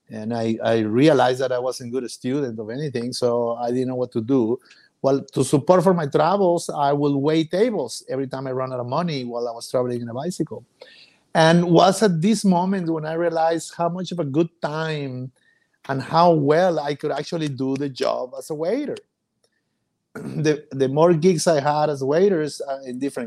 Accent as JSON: {"language": "English", "town": "Mazatlán", "region": "Sinaloa", "country": "Mexico", "tie": "born or raised there", "also_born_or_lived": "London, United Kingdom / Monterrey, Mexico", "moved": "as an adult", "said": "Mazatlán is my hometown. I grew up here."}